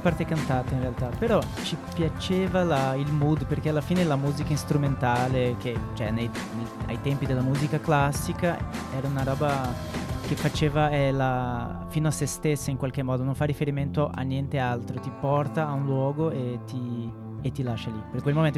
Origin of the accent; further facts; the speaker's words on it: Porto Alegre, Rio Grande do Sul, Brazil; Italian is a second language; moved away as an adult; also born or lived in Barcelona; now in Milan, Italy; noi siamo del sud del Brasile, Porto Alegre che è molto vicino all'Argentina, Uruguay